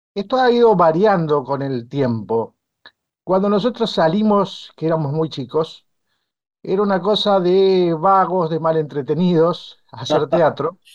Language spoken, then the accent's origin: Spanish; Bolívar, Buenos Aires Province, Argentina; en mi pueblo